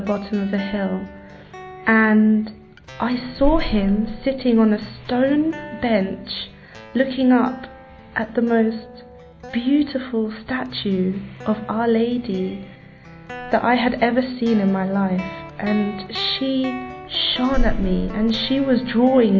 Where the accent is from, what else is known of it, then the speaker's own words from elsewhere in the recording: London, United Kingdom; I was born and raised here in London, but I have no British blood in me